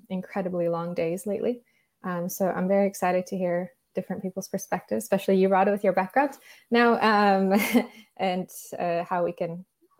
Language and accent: English; California, United States; moved away as an adult; now in Copenhagen, Denmark; I'm originally from California, but I've been living in Copenhagen now for the last 4-ish years.